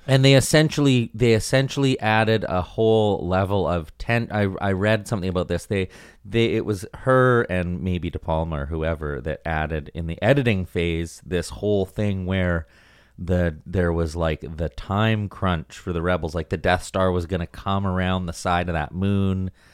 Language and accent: English; White Rock, British Columbia, Canada; also born or lived in Vancouver; growing up, like, right on the beach in White Rock